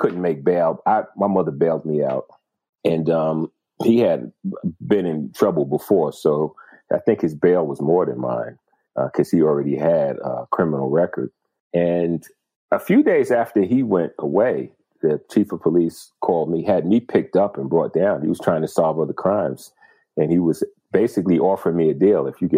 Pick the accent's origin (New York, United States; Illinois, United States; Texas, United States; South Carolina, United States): New York, United States; Tuckahoe; I grew up in Westchester County